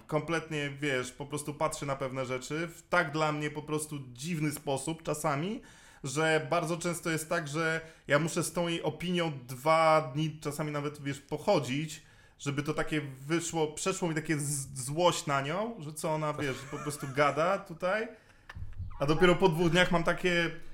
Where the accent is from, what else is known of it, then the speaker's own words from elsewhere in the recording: Poland; also born or lived in Masuria; ja się wychowywałem na takiej rzeczywiście bardzo małej wsi